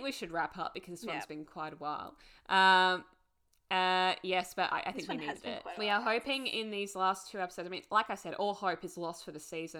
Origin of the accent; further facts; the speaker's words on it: Australia; we're Australian.